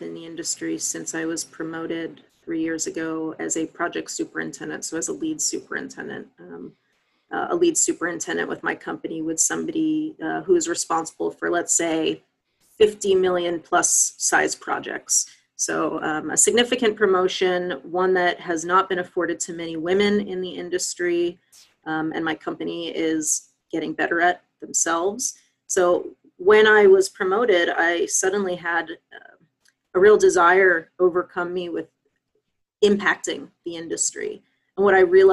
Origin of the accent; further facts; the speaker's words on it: Long Island, New York, United States; moved away as an adult; also born or lived in Washington, D.C. / Virginia / North Carolina / Bay Area, California; now in Seattle, United States; I'm actually from Long Island, New York